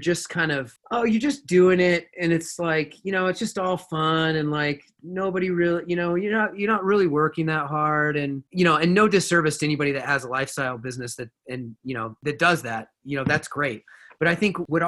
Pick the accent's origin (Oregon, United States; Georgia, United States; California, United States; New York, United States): Oregon, United States; Bend; I was born and raised here in Bend, Oregon, which is where I'm calling from and live now